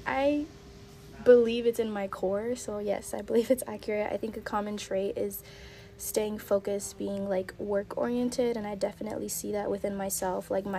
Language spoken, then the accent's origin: English; Los Angeles, California, United States; I'm originally from East LA, and I'm currently 21.